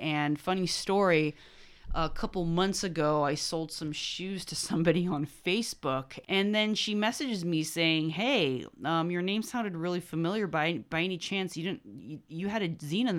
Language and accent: English; California, United States; I'm from California.